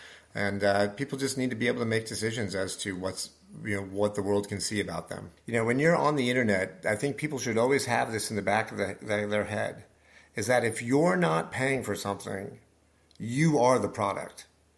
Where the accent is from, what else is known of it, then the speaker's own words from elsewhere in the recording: Nebraska, United States; I grew up in Nebraska.